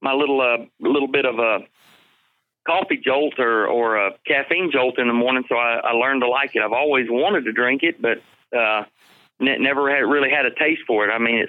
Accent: Georgia, United States; also born or lived in Dayton, Ohio; I'm from Georgia

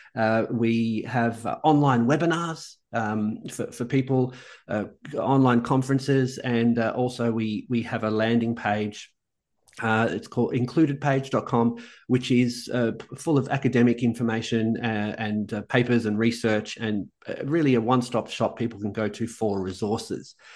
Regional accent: Melbourne, Victoria, Australia; moved away as an adult; also born or lived in Sweden; now in Amsterdam, Netherlands; I'm, I'm, an inner city boy. I'm from the inner city of Melbourne

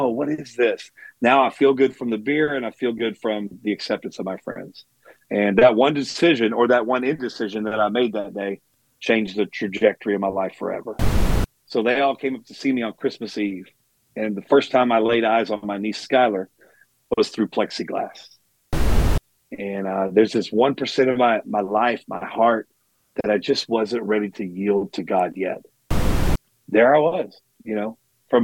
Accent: Dallas, Texas, United States; I'm born and raised in Dallas, Texas

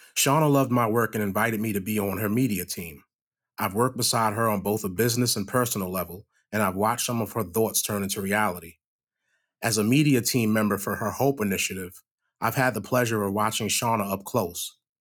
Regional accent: New York, United States; now in Manchester, United States; I'm a New Yorker. I know what homelessness looks like in a major city

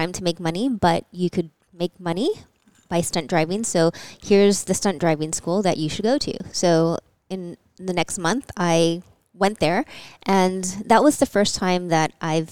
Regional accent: Hawaii, United States; I grew up in Hawaii, so there wasn't any racing there

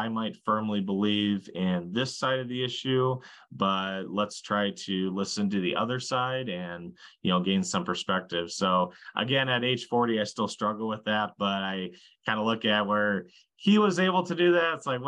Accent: Slayton, Minnesota, United States; my hometown of Slayton, Minnesota

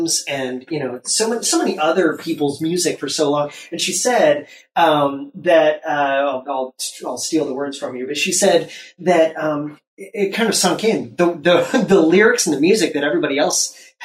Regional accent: Ohio, United States; moved away as an adult; now in Windermere, United States; But I grew up in Ohio

